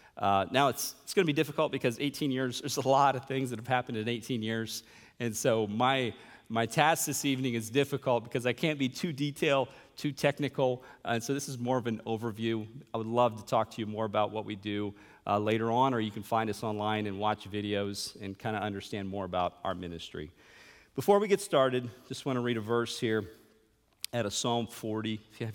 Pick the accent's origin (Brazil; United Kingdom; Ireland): Brazil; São Paulo; also born or lived in Chattanooga, United States; And I was born in Chattanooga in 1978. And then a few years later, in 1981, my parents went to São Paulo, Brazil.